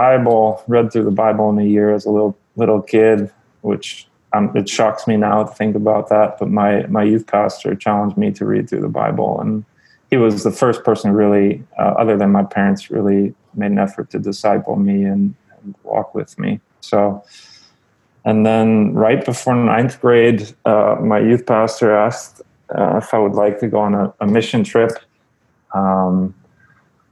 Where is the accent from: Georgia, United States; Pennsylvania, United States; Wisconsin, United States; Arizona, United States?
Arizona, United States; Phoenix; moved away; also born or lived in California; I was born in California in the States. And then shortly after I was born, my parents moved to Phoenix, Arizona. So that's where I grew up.